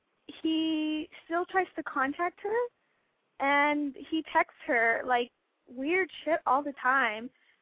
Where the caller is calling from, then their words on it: Covina, California, United States; I'm 19, and I'm calling from California, Covina, California, to be more exact.